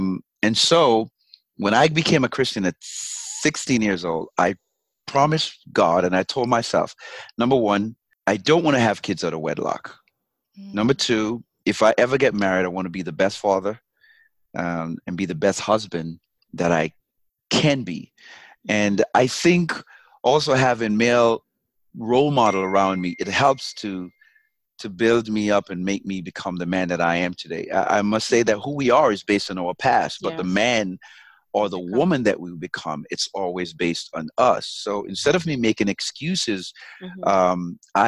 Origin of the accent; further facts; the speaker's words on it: Jamaica; accent: Jamaican; moved away; And I kind of lost my Jamaican accent a little bit.